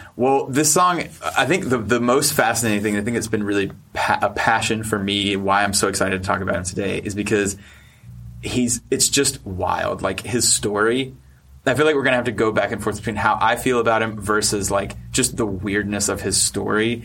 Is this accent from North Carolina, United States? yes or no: yes; North Carolina, United States; I'm from North Carolina.